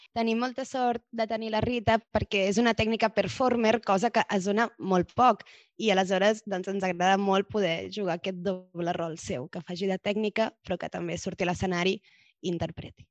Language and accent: Catalan; Barcelona, Catalonia, Spain; la majoria de nosaltres som de Barcelona